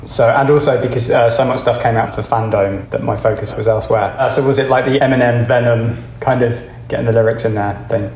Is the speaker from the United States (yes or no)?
no; Reading, South East England, United Kingdom; I grew up in Reading, which is very, very far from San Dimas, California